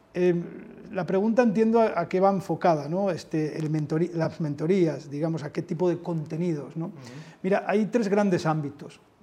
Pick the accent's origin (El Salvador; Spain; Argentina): Spain; Asturias; also born or lived in Mexico; now in Madrid, Spain; yo soy asturiano